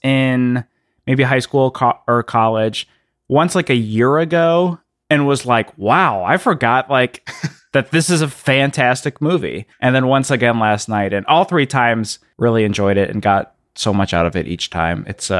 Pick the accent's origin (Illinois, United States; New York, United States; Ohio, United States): Illinois, United States; I grew up in the outside of Chicago, and it, I don't know, it just felt so like wandering through the woods and then like kind of being scared at the same time.